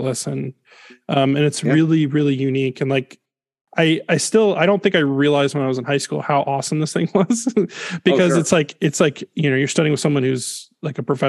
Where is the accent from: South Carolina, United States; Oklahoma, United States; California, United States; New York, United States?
South Carolina, United States; Greenville; moved away as an adult; also born or lived in St. Louis, Missouri / Atlanta / Greer, South Carolina; now in Texas, United States; I grew up in Greenville, South Carolina